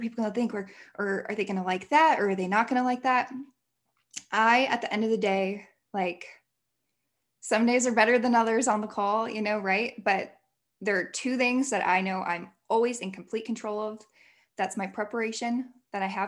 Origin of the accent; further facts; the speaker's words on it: Illinois, United States; moved away as an adult; also born or lived in Indiana / Utah; I moved back home. I'm from Illinois. I moved back home for a whole year